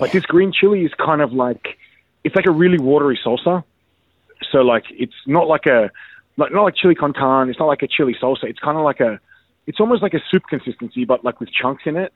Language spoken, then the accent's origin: English; Australia; I'm that Aussie guy